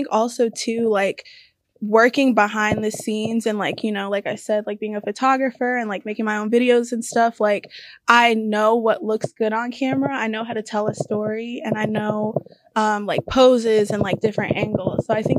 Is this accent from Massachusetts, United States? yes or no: no; The Woodlands, Texas, United States; The Woodlands.